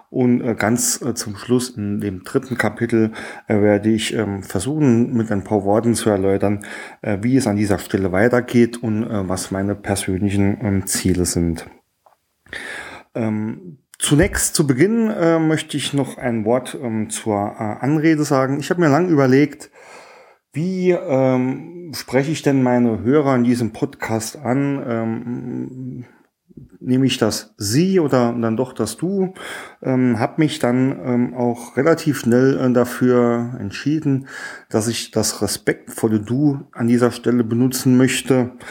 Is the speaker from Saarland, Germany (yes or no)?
yes; Saarland, Germany; Bin ein Ursaarländer, auch ähm, stolz drauf. Äh, man wird es äh, auch an meinem Dialekt hören.